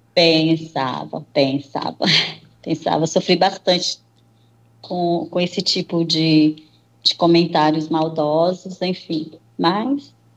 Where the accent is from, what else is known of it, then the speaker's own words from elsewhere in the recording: Nova Russas, Ceará, Brazil; eu nasci em Nova Russas, Ceará